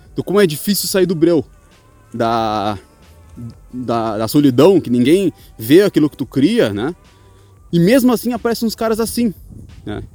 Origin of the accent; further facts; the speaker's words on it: Rio Grande do Sul, Brazil; now in Chaves, Portugal; Eu sou do Rio Grande do Sul